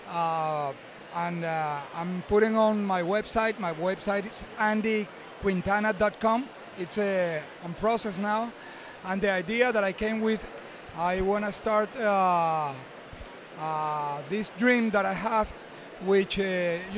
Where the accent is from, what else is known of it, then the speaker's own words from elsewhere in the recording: Venezuela; I'm from Venezuela.